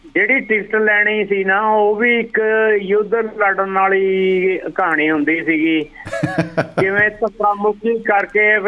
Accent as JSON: {"language": "Punjabi", "town": "Rupnagar", "region": "Punjab", "country": "India", "said": "ਮੈਂ ਮਤਲਬ ਰੋਪੜ ਤੋਂ"}